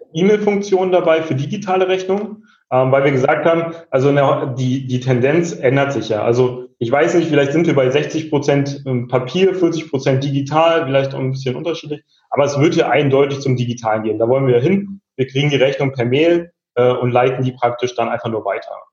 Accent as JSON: {"language": "German", "region": "Berlin", "country": "Germany", "said": "ich bin auch ursprünglich Berliner"}